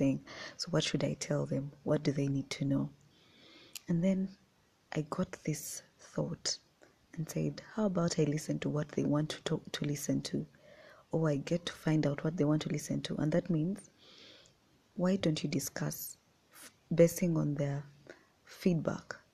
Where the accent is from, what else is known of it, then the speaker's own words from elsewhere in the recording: Uganda; I was born and raised in Uganda.